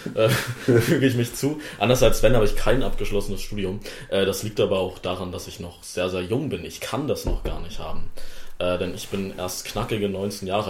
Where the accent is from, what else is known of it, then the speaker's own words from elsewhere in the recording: Wittenberg, Saxony-Anhalt, Germany; für die ich hier antrete und der ich auch geboren bin, vor äh, 19 Jahren